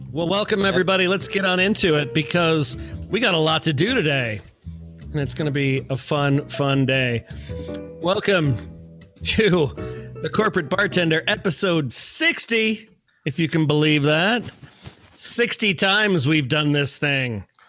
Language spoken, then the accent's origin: English; Manassas, Virginia, United States; I grew up in Manassas